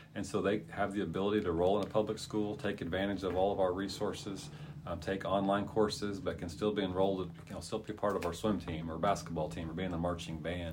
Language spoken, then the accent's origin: English; Catoosa, Oklahoma, United States; also born or lived in South Carolina; when I was in first grade, we moved from South Carolina to uh, Catoosa, Oklahoma